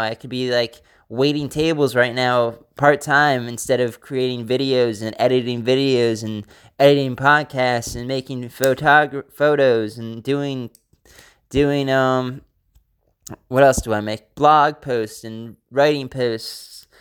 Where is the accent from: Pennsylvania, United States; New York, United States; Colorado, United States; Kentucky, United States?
Pennsylvania, United States; I am from Pennsylvania